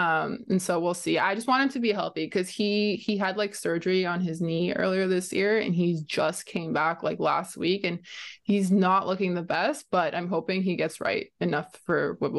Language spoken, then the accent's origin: English; Canada; as a Canadian as well, I look at kind of the Canadian players kind of the same way.